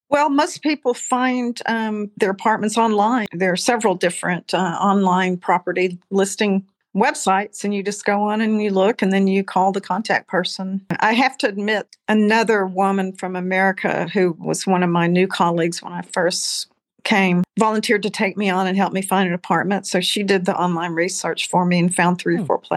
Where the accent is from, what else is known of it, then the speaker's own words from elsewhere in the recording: Austin, Texas, United States; But thank God I'm from Austin.